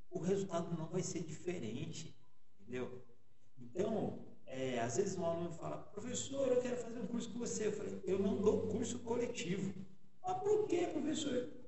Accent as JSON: {"language": "Portuguese", "region": "São Paulo", "country": "Brazil", "said": "Eu sou de São Paulo. Sou de São Paulo. É, eu até costumo dizer que eu sou o caipira de São Paulo. né?"}